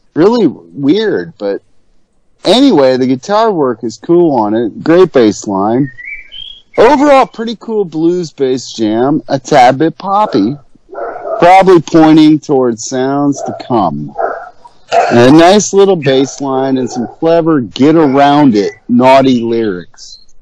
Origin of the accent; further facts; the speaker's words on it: Ohio, United States; moved away; also born or lived in Houston; back home in my hometown area of there, Ohio